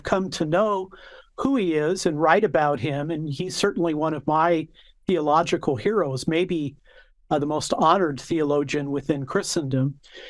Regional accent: California, United States; born there; I was born here in California, the only sibling, the only child in my family to be born in California.

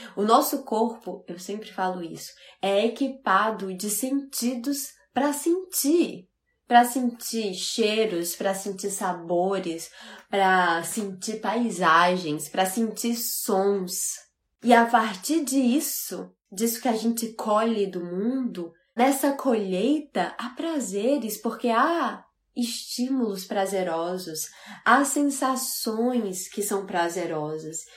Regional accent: Fortaleza, Ceará, Brazil; also born or lived in Natal, Brazil / Portugal; E eu sou do Nordeste, eu sou de Fortaleza, morei muitos anos em Natal

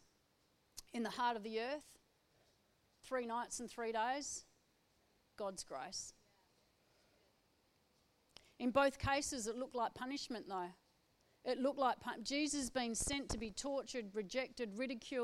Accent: Perth, Western Australia, Australia; I'm from Perth, a city girl

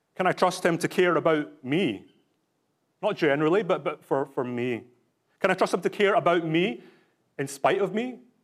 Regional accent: Glasgow, Scotland, United Kingdom; now in British Columbia, Canada; I was born in Glasgow in Scotland, so I'm not just putting this on

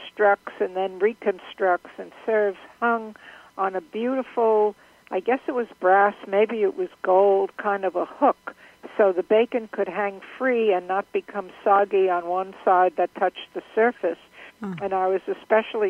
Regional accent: New York City, New York, United States; Frozen Milky Way is something I grew up with in Brooklyn

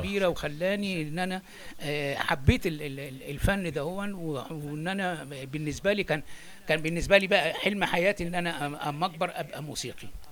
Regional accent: Egypt; moved away as an adult; also born or lived in Alexandria, Egypt; now in France; أهاجر من مصر وإن أنا أسافر أوروبا

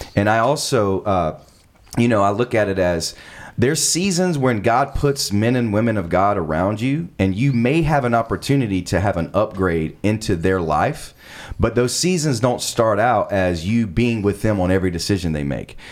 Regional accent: South Carolina, United States; moved away as an adult; now in Los Angeles, United States; I'm actually from South Carolina.

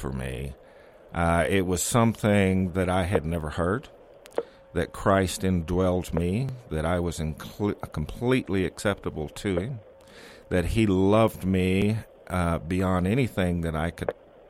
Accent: Texas, United States; I'm born and raised in Texas

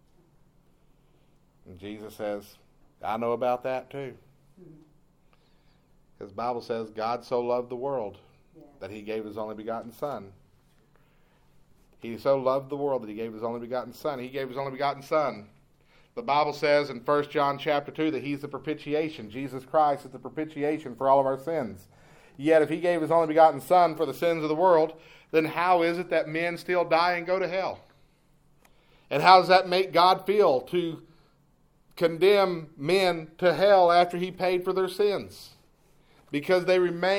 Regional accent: East Texas, United States; when I was a kid, growing up in East Texas

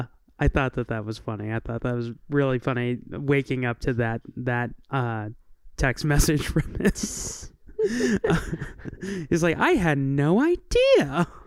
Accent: Kentucky, United States; I'm from Kentucky, sir.

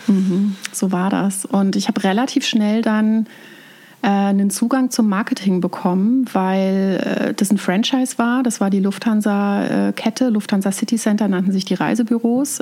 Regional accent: Germany; accent: Palatinate German (Pfälzisch); now in Bavaria, Germany; Ich komme aus äh, der Mitte Deutschlands, aus dem Raum Mainz, Frankfurt, ähm, aus einer Weinregion

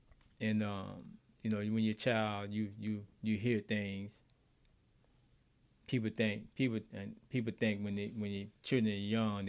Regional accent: United States; I'm American.

